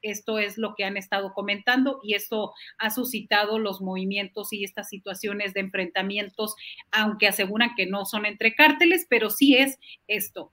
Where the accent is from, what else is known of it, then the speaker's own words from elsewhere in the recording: Matamoros, Tamaulipas, Mexico; creciendo en Matamoros, en la frontera